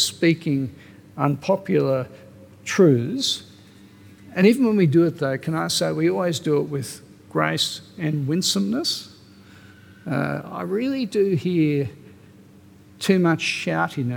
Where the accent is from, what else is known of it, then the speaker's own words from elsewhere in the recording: Australia; My passport says I'm Australian.